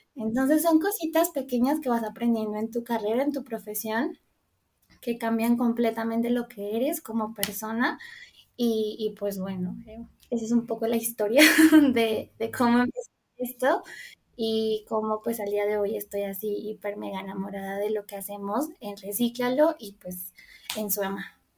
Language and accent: Spanish; Colombia; moved away as an adult; now in Mexico; estudié en Colombia porque soy colombiana. Mm, y bueno, digamos que toda mi carrera la hice allí, eh, bueno, viví allí toda mi vida